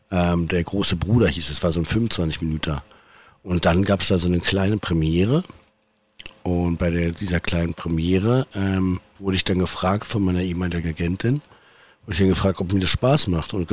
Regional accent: Berlin, Germany; ich bin halt irgendwie in Berlin aufgewachsen, bin immer da geblieben

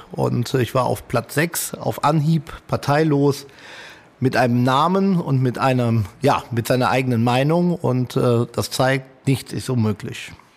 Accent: Italy; now in Germany; Als Italiener

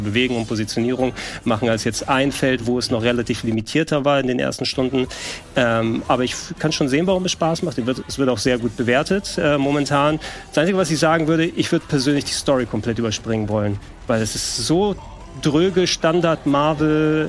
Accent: Greece; als Grieche

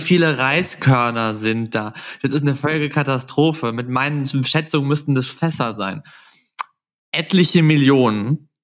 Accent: Southern Germany, Germany; moved away; in meiner Heimat nach Süddeutschland

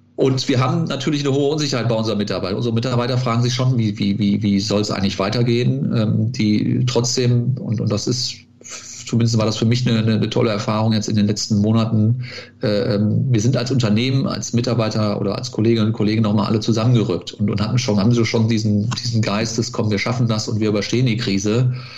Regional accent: Cologne, North Rhine-Westphalia, Germany; bin Kölner mit Leib und Seele, nicht in Köln geboren, aber äh, in äh, Köln zur Schule gegangen, in den Kindergarten gegangen

